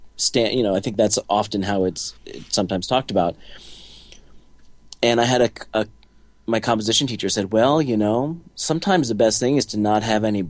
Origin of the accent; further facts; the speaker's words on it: New Jersey, United States; I grew up in New Jersey, in a family of artistically inclined people, but not of any professional artists.